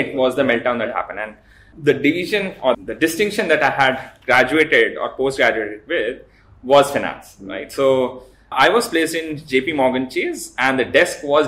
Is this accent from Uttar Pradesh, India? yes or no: yes; Lucknow, Uttar Pradesh, India; I was born and brought up in Lucknow.